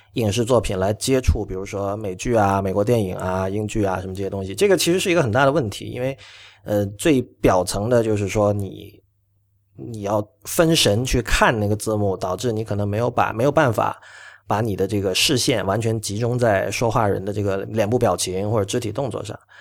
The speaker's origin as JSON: {"language": "Chinese", "country": "China", "tie": "born or raised there", "said": "我自己本身因为在这个粤语地区长大，所以我对粤语，我， 我是会说和会听粤语，而且我对粤语也比较有感情"}